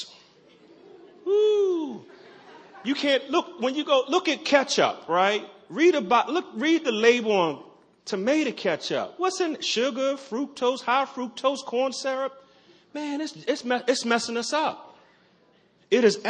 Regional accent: Baltimore, Maryland, United States; I'm from Maryland, from Baltimore

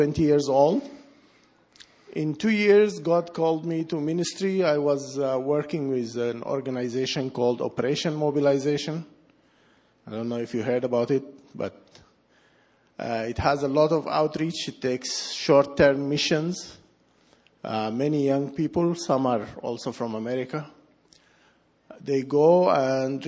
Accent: Sudan; moved away; I was born in Sudan

